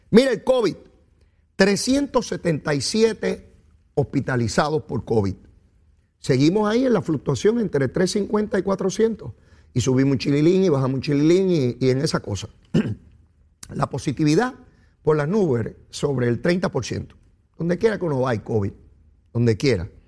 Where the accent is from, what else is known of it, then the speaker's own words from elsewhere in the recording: Puerto Rico; Somos boricua y sabemos de lo que se trata.